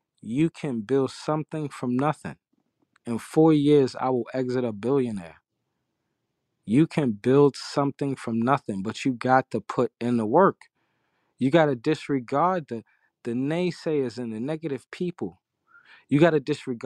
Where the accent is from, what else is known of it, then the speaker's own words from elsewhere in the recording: New York City, New York, United States; I'm from Harlem.